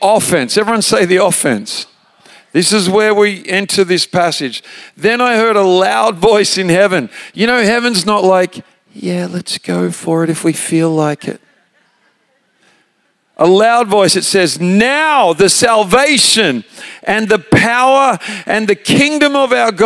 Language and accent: English; Australia; moved away as an adult; also born or lived in Redding, California; I'm an Australian